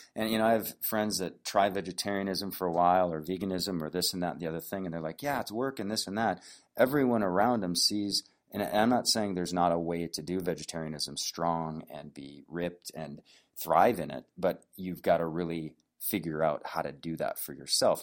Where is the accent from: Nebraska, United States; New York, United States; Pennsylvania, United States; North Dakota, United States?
North Dakota, United States; when I grew up in North Dakota